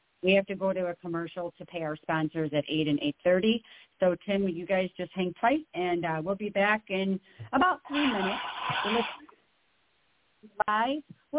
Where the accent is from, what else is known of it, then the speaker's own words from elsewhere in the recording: Alexandria, Virginia, United States; also born or lived in New York; I'm from New York originally, I'm originally from Alexandria, which is not just kind of a hop, skip, and a jump from you, right?